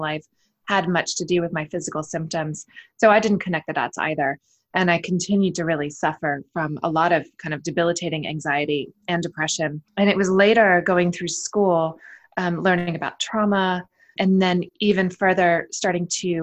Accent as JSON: {"language": "English", "country": "United States", "tie": "born or raised there", "said": "I am American, raised here in the States"}